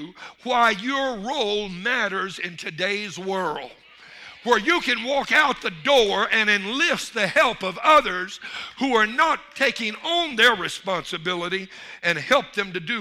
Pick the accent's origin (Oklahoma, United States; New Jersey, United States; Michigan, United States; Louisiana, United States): Louisiana, United States; I'm from Louisiana